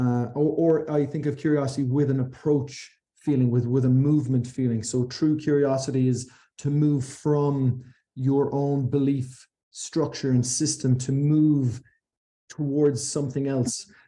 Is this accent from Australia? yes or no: no; Ireland